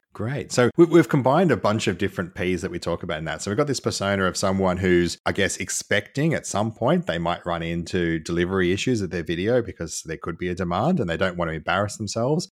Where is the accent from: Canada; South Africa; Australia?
Australia; accent: nasal; I'm Australian and I try really hard to lose my nasal accent